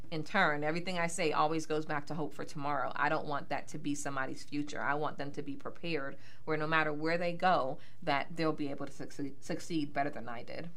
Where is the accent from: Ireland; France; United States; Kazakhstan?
United States; Miami, Florida; moved away as an adult; also born or lived in Bronx, New York; now in Pittsburgh, United States; born in the Bronx, New York, oh. and um, raised in Miami, Florida